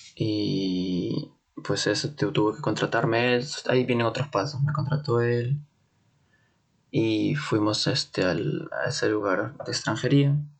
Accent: Lima, Peru; moved away as an adult; now in Munich, Germany; yo soy de Perú, de Lima, de la capital, de un distrito llamado Comas

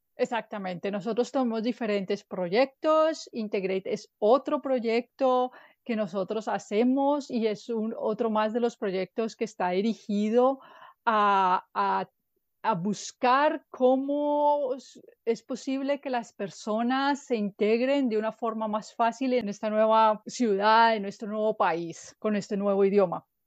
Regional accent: Colombia; moved away as an adult; now in Germany; yo vengo de Colombia, pero ya vivo en Alemania hace ocho años

